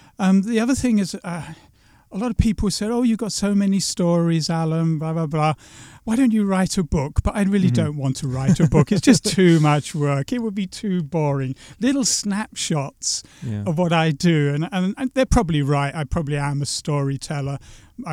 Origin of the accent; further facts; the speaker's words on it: England, United Kingdom; now in Latvia; And I always thought I'd be slightly anonymous by being just an Englishman in Latvia